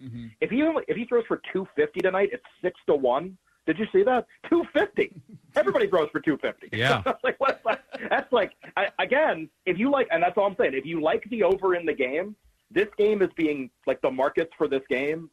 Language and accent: English; Massachusetts, United States; I grew up in New England, grew up in Massachusetts